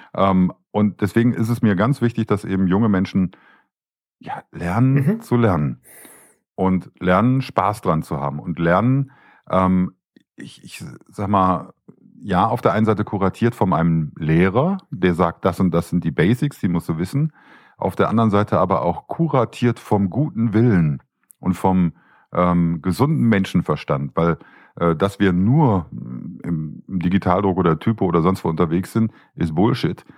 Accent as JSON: {"language": "German", "town": "Düsseldorf", "region": "North Rhine-Westphalia", "country": "Germany", "tie": "born or raised there", "said": "Ich bin ja geborener Düsseldorfer"}